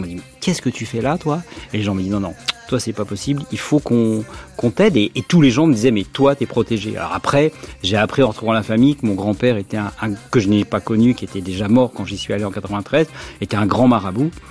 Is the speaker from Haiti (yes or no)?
no; France; il me dit, t'es quoi toi bah, Je suis français.